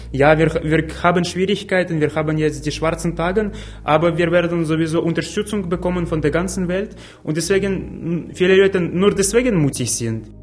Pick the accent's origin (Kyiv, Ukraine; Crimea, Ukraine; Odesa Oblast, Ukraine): Kyiv, Ukraine; German is a second language; moved away as an adult; now in Leipzig, Germany; Ich komme aus der Ukraine, ich bin eigentlich in Kiew geboren, ich habe ja, meistens in meinem Leben in dieser Stadt verbracht